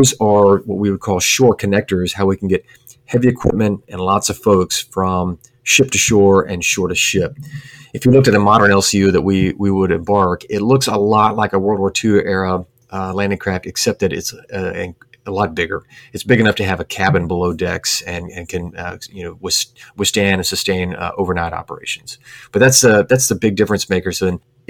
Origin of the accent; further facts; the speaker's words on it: Sherman, Texas, United States; moved away as an adult; I grew up in Texas, a little town, Sherman, Texas, about an hour's drive north of Dallas